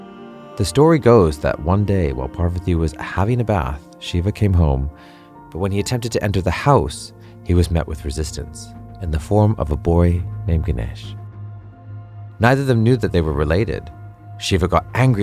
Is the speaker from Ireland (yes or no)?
no; Vancouver, British Columbia, Canada; now in London, United Kingdom; As a young Hindu Punjabi boy growing up in Vancouver, Canada